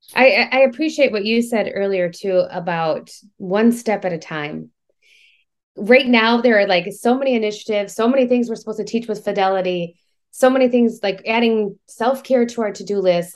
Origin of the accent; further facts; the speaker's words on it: Michigan, United States; now in Georgia, United States; I'm from Michigan